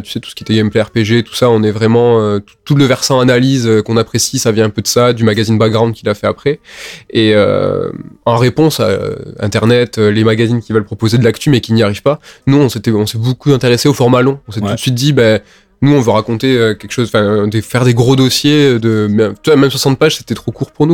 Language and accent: French; Toulouse, Occitania, France; nous, on est de Toulouse, on n'est pas de Paris